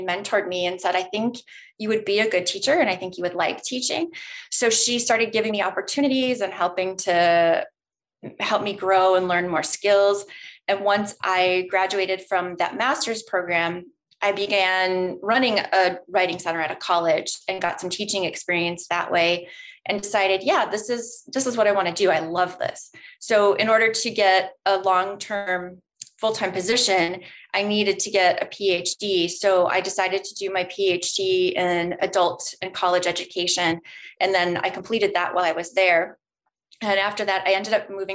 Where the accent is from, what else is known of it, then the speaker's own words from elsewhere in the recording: Nebraska, United States; moved away as an adult; now in Minnesota, United States; I grew up in Nebraska for most of my life, and then I moved to Minnesota for college and ended up staying here